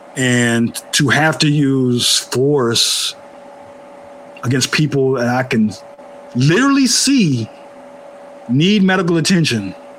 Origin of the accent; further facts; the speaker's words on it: Oakland, California, United States; I'm from Oakland. We have that same spirit, working class